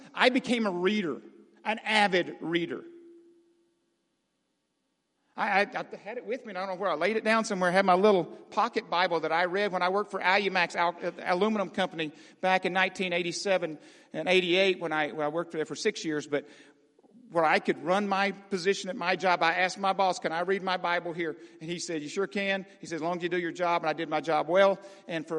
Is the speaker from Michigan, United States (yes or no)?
no; Arkansas, United States; I grew up in Arkansas